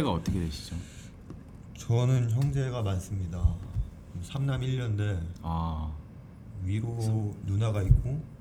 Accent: Jeju, South Korea; 예, 예 제주도예요.

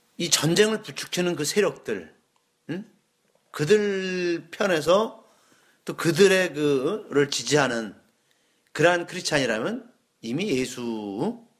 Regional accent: South Korea

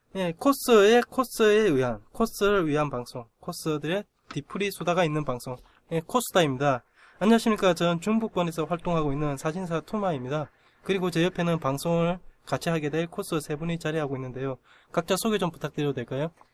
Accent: Gyeongsang, South Korea; accent: Gyeongsang; 내가 경상도 촌놈이라고 확실히 느낌 온 게, 스, 스레딕 발음이 안 돼요

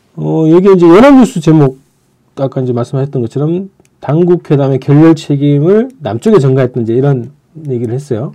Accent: Andong, North Gyeongsang, South Korea; moved away; 제가 그 고향이 안동이잖아요

